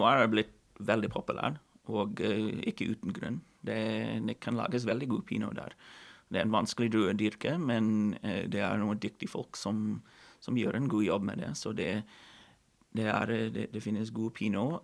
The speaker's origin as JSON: {"language": "Norwegian", "area": "Kelowna", "region": "British Columbia", "country": "Canada", "tie": "born or raised there", "second_language": "Norwegian", "moved": "as an adult", "lives_now": "Norway", "said": "hvor jeg vokste opp i Cologne"}